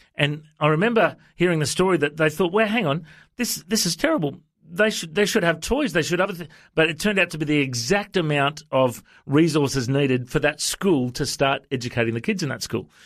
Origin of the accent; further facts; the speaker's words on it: Australia; I'm from Australia. I'm a pastor